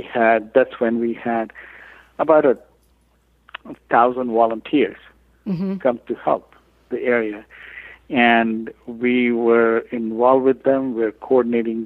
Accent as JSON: {"language": "English", "country": "India", "tie": "born or raised there", "moved": "as an adult", "lives_now": "Louisiana, United States", "said": "I come from India originally"}